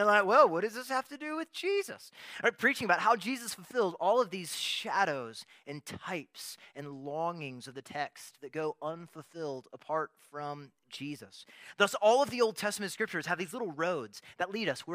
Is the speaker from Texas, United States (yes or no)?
yes; Texas, United States; As a Texan